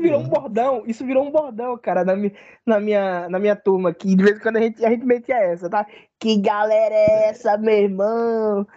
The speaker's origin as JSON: {"language": "Portuguese", "region": "Bahia", "country": "Brazil", "said": "eu sou um cara, um baiano"}